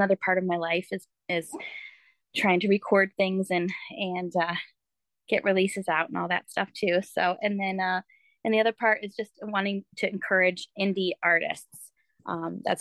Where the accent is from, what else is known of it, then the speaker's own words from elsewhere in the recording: Michigan, United States; also born or lived in France; now in Florida, United States; I am from Florida now, but I'm originally from Michigan, which is where I'm sitting right now at my parents' house